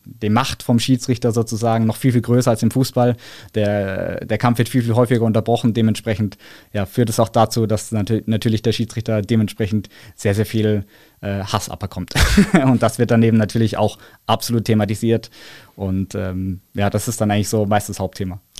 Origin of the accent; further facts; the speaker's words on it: Karlsruhe, Baden-Württemberg, Germany; Ich komme ja aus Karlsruhe, das heißt, wir singen dann natürlich unsere Heimathymne